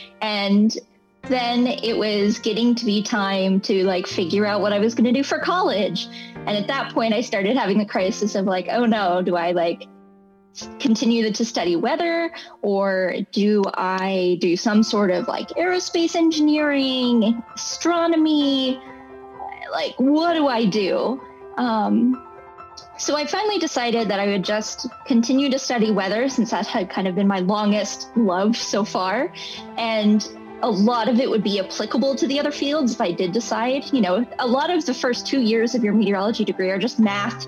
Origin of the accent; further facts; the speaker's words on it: Fairfax, Virginia, United States; born there; also born or lived in San Antonio / Charleston; So I was born in Fairfax, Virginia, close to Washington, D.C., then moved to the San Antonio area, then moved to the Charleston, South Carolina area, then back to the Fairfax, Virginia area, and then back to the San Antonio area